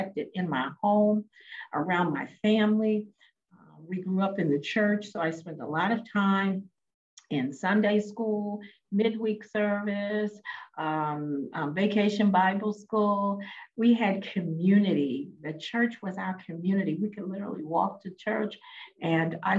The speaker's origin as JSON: {"language": "English", "town": "Baltimore", "region": "Maryland", "country": "United States", "tie": "born or raised there", "said": "I'm originally from Baltimore, Maryland, the inner city"}